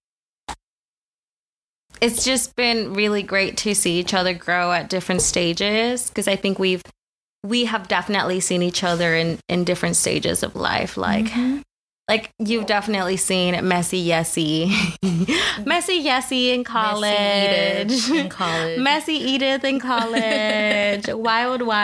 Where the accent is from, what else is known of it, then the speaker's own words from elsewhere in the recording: the Rio Grande Valley, Texas, United States; also born or lived in Mexico; I was raised in the Valley. Shout out 956 area code